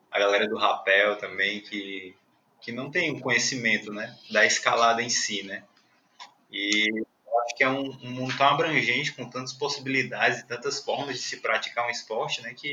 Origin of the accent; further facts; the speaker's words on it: Fortaleza, Ceará, Brazil; Sou de Fortaleza também.